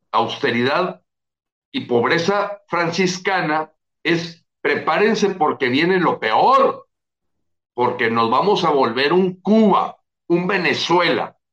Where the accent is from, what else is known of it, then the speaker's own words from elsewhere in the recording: Mexico; los que deberíamos de tener un plan B somos los mexicanos